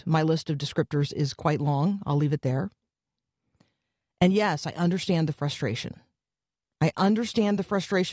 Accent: United States; as an American

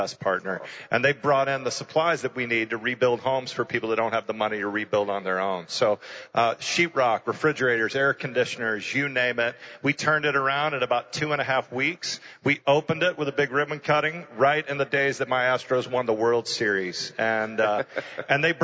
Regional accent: Houston, Texas, United States; born or raised there

